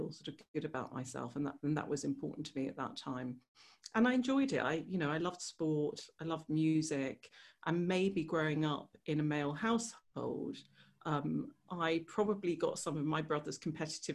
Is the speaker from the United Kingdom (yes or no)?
yes; England, United Kingdom; there was always this sort of strange fit with being English or being British and being Serbian or being Yugoslav